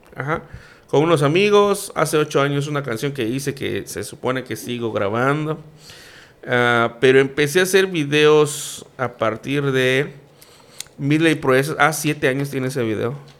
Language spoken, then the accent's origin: Spanish; Campeche, Mexico; yo soy más campechano que el pan de cazón